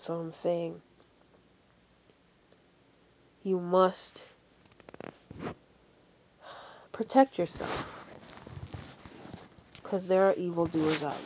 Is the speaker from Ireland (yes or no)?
no; Jamaica; Yes, I'm a Jamaican